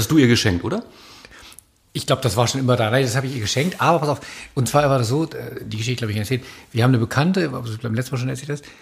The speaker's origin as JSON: {"language": "German", "town": "Hanover", "region": "Lower Saxony", "country": "Germany", "tie": "born or raised there", "said": "Ich bin ja in der Hannover groß geworden, zur Schule gegangen, da hat man natürlich über, über 96 geredet"}